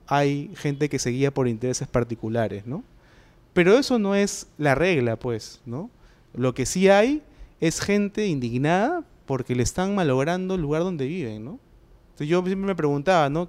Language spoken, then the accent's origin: Spanish; Peru; en el Perú eh, vivimos